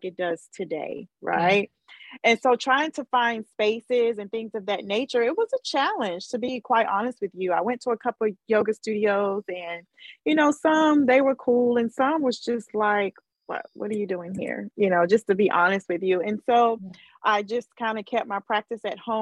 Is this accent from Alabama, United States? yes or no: yes; Mobile, Alabama, United States; moved away; it was in my hometown